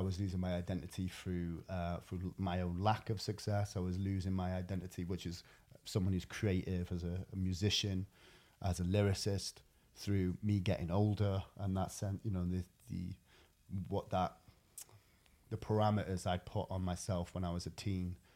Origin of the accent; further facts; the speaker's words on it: Wales, United Kingdom; I'm Welsh